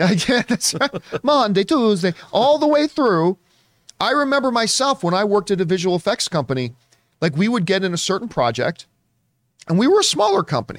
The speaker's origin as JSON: {"language": "English", "country": "Canada", "moved": "yes", "lives_now": "Southern California, United States", "said": "being a Canadian that has moved down to Southern California"}